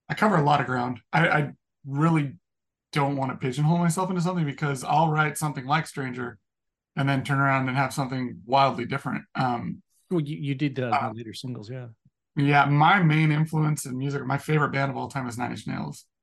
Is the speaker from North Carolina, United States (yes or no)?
no; Sacramento, California, United States; I'm from Sacramento